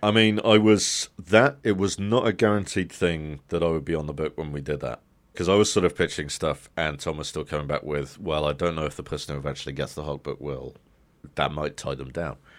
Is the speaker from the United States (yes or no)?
no; United Kingdom; as a kid growing up in Britain